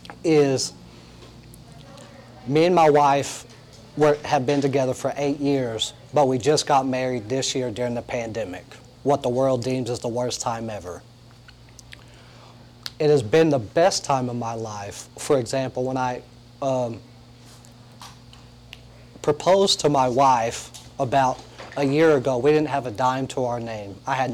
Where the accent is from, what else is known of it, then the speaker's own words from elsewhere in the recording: Lubbock, Texas, United States; moved away as an adult; also born or lived in Indianapolis; now in Long Beach, United States; I was born and raised in Lubbock, Texas